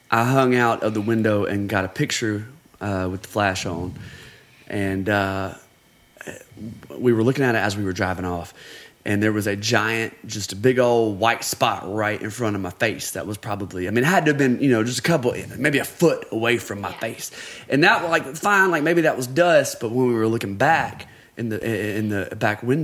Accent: Huntsville, Alabama, United States; now in Tennessee, United States; I'm from Huntsville, Alabama

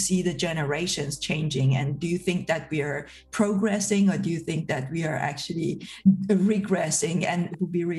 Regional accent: Iran; moved away; I'm from a newer generation, I grew up in Iran

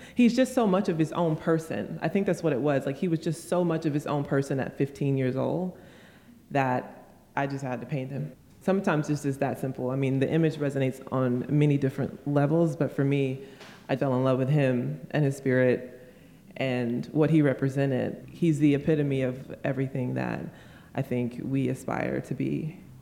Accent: United States; I'm definitely a black woman, I'm definitely an American

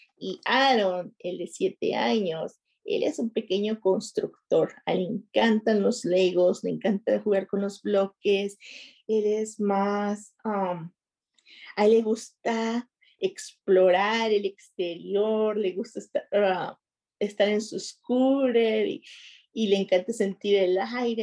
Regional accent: Nuevo Laredo, Tamaulipas, Mexico; moved away as an adult; also born or lived in Woodside, Queens, New York; now in New York, United States; yo tengo aquí viviendo en los Estados Unidos aproximadamente 15 años Ah, soy de Nuevo Laredo, Tamaulipas, México

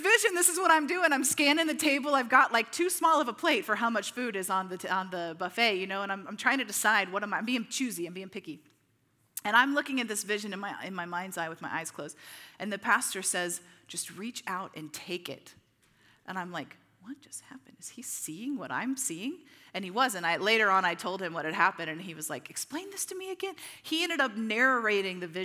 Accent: Midwest, United States; you and I growing up in the Midwest

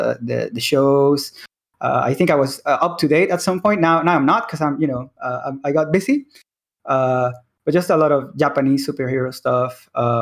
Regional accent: Venezuela; now in Mexico; I am in Mexico. I am Mexican, but I was born in Venezuela. So I grew up in, when I was young, I was in Venezuela.

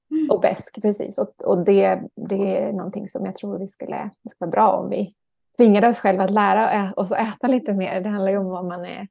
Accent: Ekerö, Stockholm County, Sweden; moved away as an adult; also born or lived in Stjärnsund; jag är uppvuxen, född och uppvuxen på Ekerö utanför Stockholm

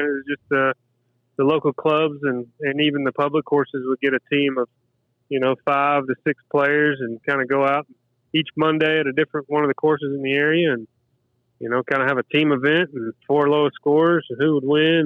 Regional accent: Lexington, Kentucky, United States; moved away as an adult; also born or lived in Danville, Kentucky; now in St. Simons Island, United States; I was in Lexington from first grade till about the age of 35

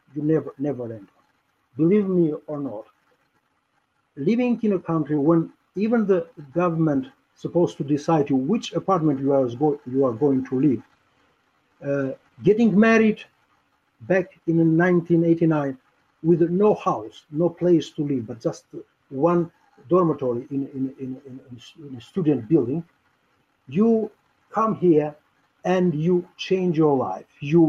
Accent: Albania; English is a second language; moved away as an adult; now in United States; I'm proud to say that I am one of the best landlords because I was homeless in my home country.

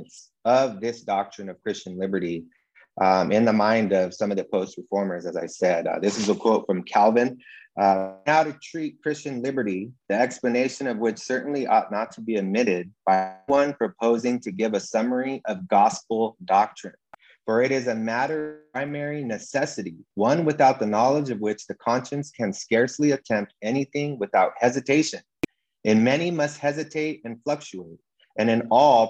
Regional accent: Southern California, United States; I'm from SoCal, Southern California

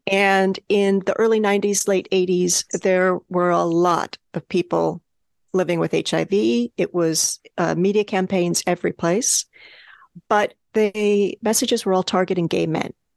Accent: California, United States; also born or lived in New Mexico; now in New York, United States; I was born in New Mexico, the state of New Mexico, and grew up in California

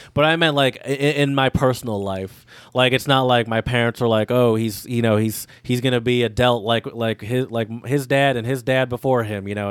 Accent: Midwest, United States; we're from the Midwest

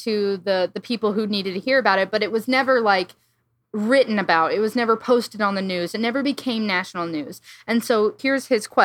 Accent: Iowa, United States; I'm from the Midwest, so a lot of my flights, connecting flights, would always be like, I fly from my small town in Iowa to O'Hare

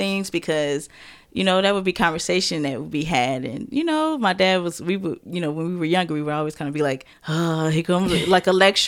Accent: Fort Wayne, Indiana, United States; moved away; that's my hometown, that's where I was born, and we got family up there too

